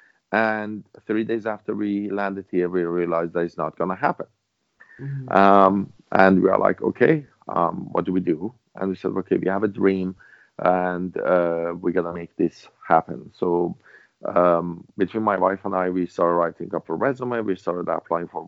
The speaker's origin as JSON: {"language": "English", "country": "Iran", "second_language": "English", "moved": "as an adult", "lives_now": "Vancouver, Canada", "said": "back then, I was in Iran. I couldn't speak English properly"}